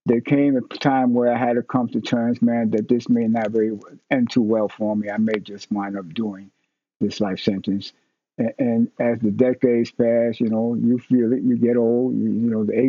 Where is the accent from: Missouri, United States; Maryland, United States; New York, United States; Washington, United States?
New York, United States; New York City; I was born in New York City. I was born in Spanish Harlem, what we call El Barrio.